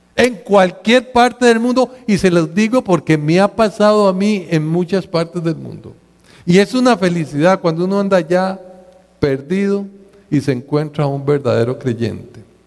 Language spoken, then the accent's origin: Spanish; Costa Rica